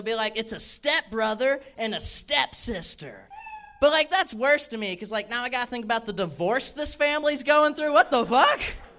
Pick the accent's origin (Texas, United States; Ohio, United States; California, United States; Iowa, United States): Texas, United States; Dallas; now in Los Angeles, United States